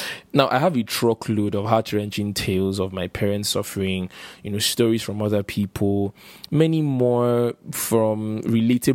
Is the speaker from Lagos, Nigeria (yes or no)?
no; Port Harcourt, Rivers State, Nigeria; I grew up in Port Harcourt